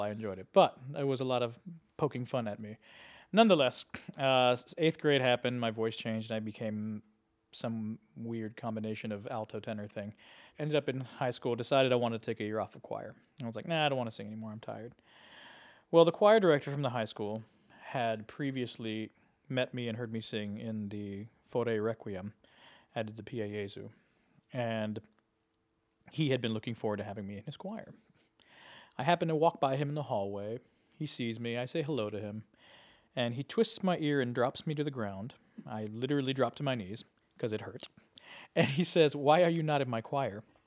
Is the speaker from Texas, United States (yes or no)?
yes; South Texas, United States; moved away as an adult; also born or lived in Laredo, Texas / San Antonio, Texas / Chicago; I was from South Texas. I was born in Laredo, and I lived in San Antonio